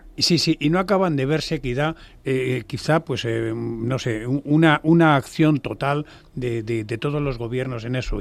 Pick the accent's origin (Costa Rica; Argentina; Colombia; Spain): Spain; como español